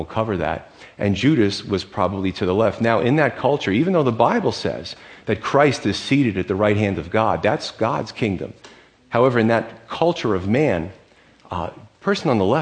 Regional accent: United States; As American men

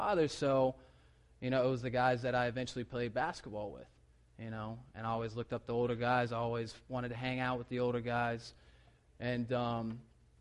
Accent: South Carolina, United States; moved away; I'm from South Carolina

